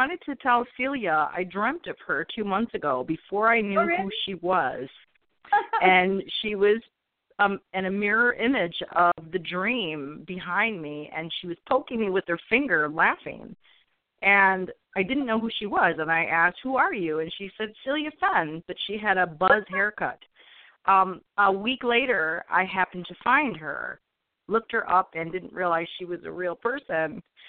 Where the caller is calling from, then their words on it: Southeast Michigan, United States; I'm calling from Southeast Michigan in the U.S.